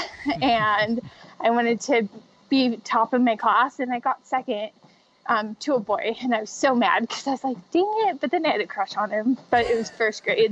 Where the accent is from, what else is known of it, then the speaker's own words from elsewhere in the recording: Spokane, Washington, United States; Spokane, Washington, where it's my hometown. It's where I still live.